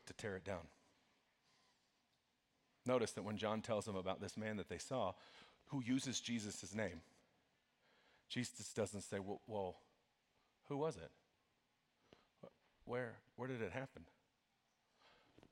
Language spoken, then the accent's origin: English; Broomfield, Colorado, United States; I grew up in Broomfield, which is a little town just north of here